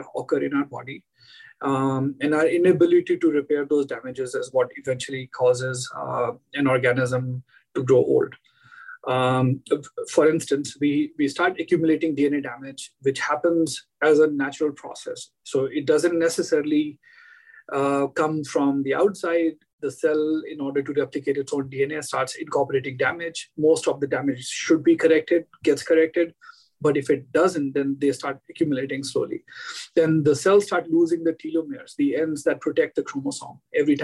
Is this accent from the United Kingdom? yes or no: no; India; moved away as an adult; I grew up in India and did all my initial education in India